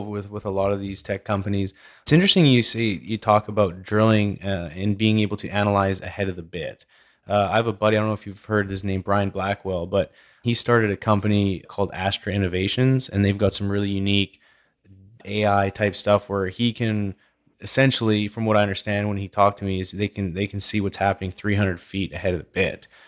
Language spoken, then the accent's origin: English; Vernon, British Columbia, Canada; moved away; also born or lived in Calgary; when I grew up in Vernon, British Columbia, and moved to Calgary